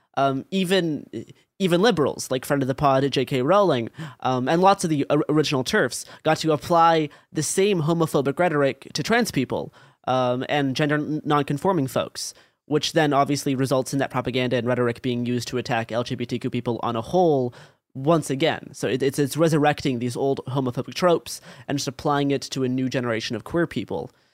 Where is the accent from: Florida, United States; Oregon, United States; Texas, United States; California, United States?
Oregon, United States; Portland; growing up in Portland, Oregon, in like the 20 teens